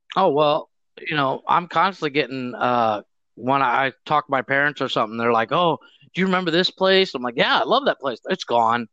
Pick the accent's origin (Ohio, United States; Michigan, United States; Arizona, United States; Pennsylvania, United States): Ohio, United States; Mansfield; moved away as an adult; now in Cancun, Mexico; I grew up in the Mansfield area.